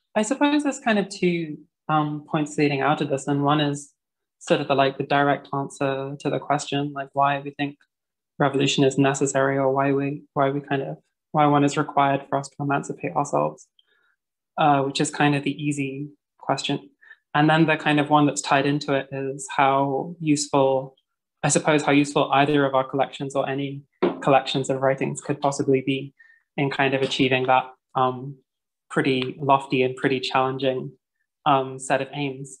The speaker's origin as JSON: {"language": "English", "region": "London", "country": "United Kingdom", "moved": "yes", "lives_now": "Vienna, Austria", "said": "I am a Londoner based in Vienna."}